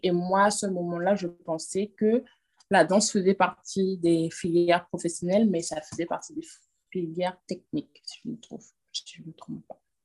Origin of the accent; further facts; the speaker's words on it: France; moved away as an adult; now in Guadeloupe; J'ai grandi en France, je suis née en France